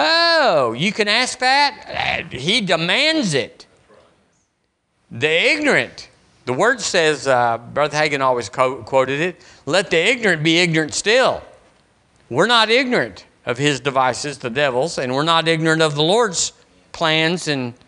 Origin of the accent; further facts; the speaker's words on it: Tucson, Arizona, United States; When I was growing up in Arizona, in Tucson, we were there 5 years.